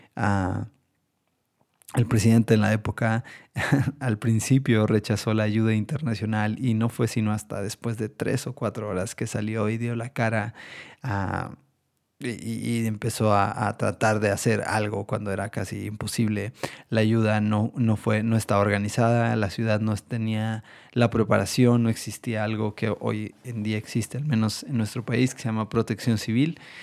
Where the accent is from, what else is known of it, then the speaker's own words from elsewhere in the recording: Mexico; todos como mexicanos quisiéramos